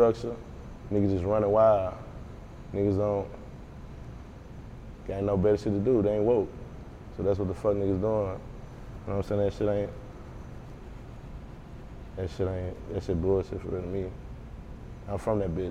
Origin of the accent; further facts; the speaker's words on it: Baton Rouge, Louisiana, United States; growing up in Baton Rouge